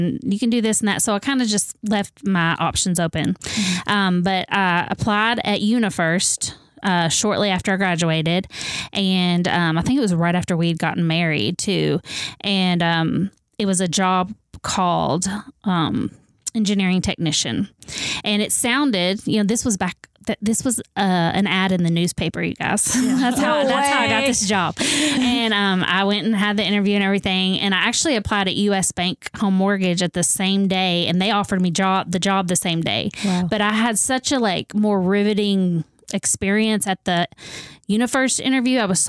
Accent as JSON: {"language": "English", "town": "Owensboro", "region": "Kentucky", "country": "United States", "tie": "born or raised there", "said": "I grew up in Owensboro. My whole life, pretty much"}